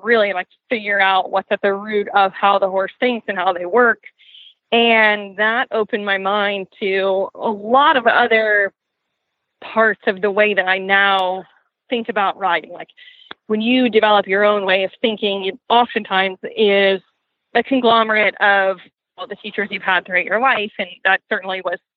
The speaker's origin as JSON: {"language": "English", "area": "outside of Boston", "region": "Massachusetts", "country": "United States", "tie": "born or raised there", "said": "the barn that was close to where I grew up outside of Boston"}